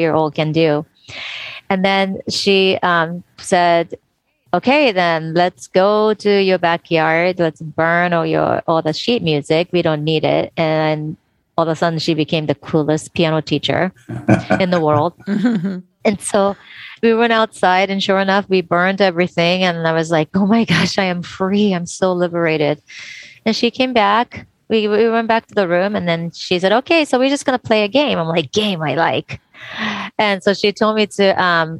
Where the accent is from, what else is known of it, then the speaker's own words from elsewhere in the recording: Tokyo, Japan; I was born and raised in Tokyo, Japan